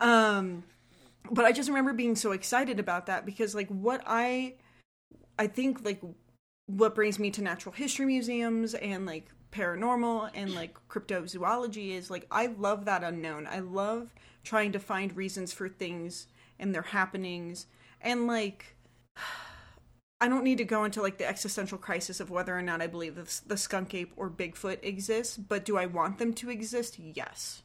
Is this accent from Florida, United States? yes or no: yes; South Florida, United States; I grew up in South Florida